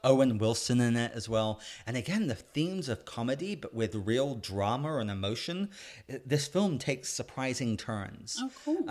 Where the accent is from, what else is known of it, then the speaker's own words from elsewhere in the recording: England, United Kingdom; moved away; I'm a Brit, I'm a British kid